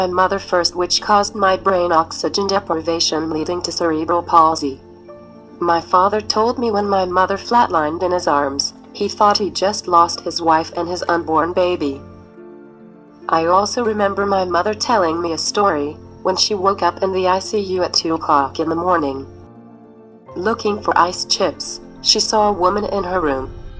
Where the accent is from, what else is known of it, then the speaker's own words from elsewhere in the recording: South Hackensack, New Jersey, United States; also born or lived in Elizabeth, New Jersey; I'm from South Hackensack, New Jersey.